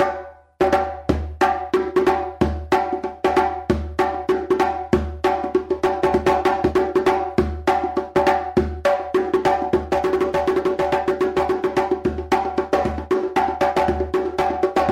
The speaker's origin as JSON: {"language": "English", "country": "Guinea", "moved": "yes", "said": "I'm originally from Guinea, West Africa."}